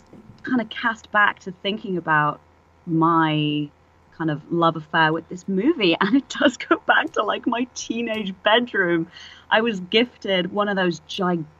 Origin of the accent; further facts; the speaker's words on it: England, United Kingdom; moved away as an adult; now in San Francisco, United States; I'm English originally, obviously, as you can hear